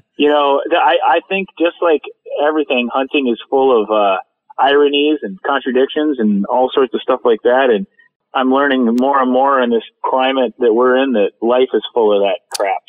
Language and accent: English; Minnesota, United States; moved away; growing up in Minnesota